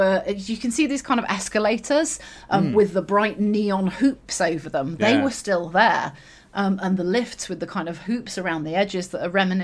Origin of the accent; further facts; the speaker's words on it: Yorkshire and the Humber, United Kingdom; also born or lived in southwest London; now in London, United Kingdom; I grew up in West Yorkshire